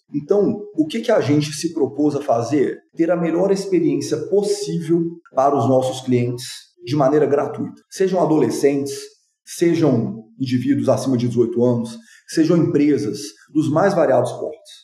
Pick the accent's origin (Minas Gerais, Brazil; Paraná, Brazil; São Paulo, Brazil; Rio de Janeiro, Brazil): Minas Gerais, Brazil; Belo Horizonte; sou nascido e criado em Belo Horizonte